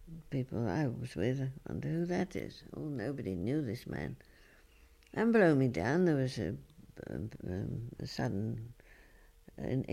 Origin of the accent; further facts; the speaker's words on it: London, United Kingdom; moved away as an adult; I come from London, but I live here and I'm working here.